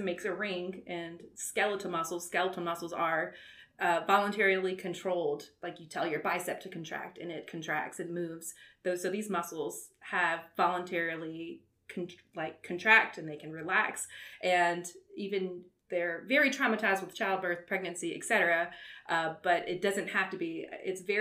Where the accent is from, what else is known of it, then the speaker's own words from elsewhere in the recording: Walker, Louisiana, United States; also born or lived in Baton Rouge, Louisiana / Mobile, Alabama; lived in Walker, grew up in Walker, Louisiana